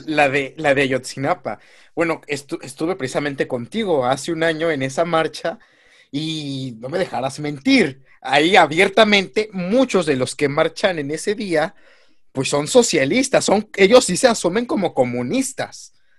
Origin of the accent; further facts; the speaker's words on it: Mexico; como mexicano